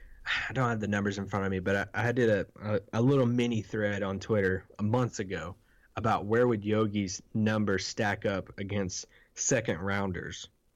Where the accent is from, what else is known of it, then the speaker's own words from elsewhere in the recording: Kentucky, United States; I'm from Kentucky